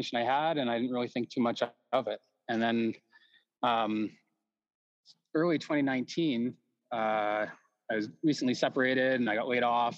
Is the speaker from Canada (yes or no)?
yes; Calgary, Alberta, Canada; I was born in Foothills Hospital in Calgary, 1979